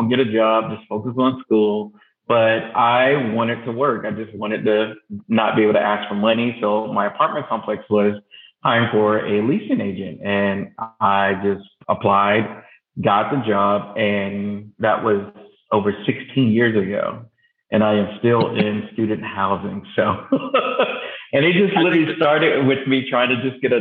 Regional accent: Rockledge, Florida, United States; I am originally from Rockledge, Florida, small town near Central Florida. I actually grew up on the beach

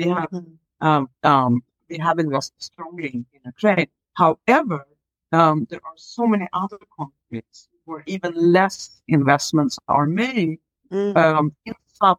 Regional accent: Sweden; I grew up in Sweden

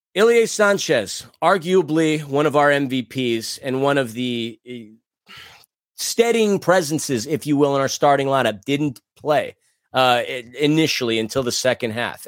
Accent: New York, United States; As a New Yorker

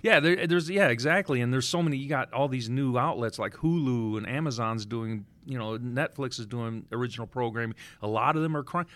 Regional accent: Detroit, Michigan, United States; I grew up in the Cass Corridor before they called it Midtown in the seventies.

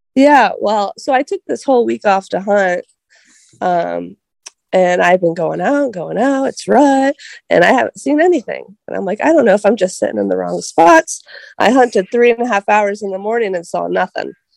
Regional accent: Columbus, Ohio, United States; moved away as an adult; now in Wellington, United States; I grew up in the Columbus area, but now I live in Wellington, Ohio

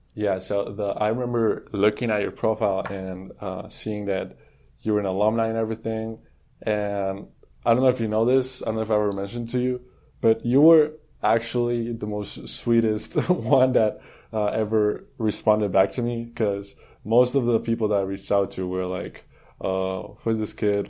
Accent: Colombia; moved away as an adult; now in Houston, United States; I'm from Colombia. I I moved to Houston two years ago

